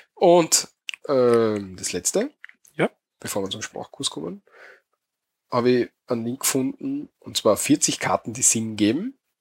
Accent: Austria; bei uns in Österreich

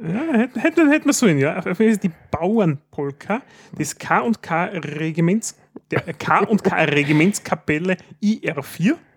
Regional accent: Styria, Austria

